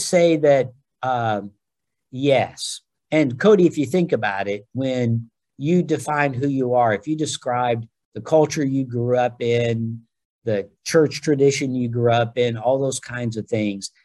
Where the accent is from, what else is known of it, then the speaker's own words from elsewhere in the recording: United States; I'm an American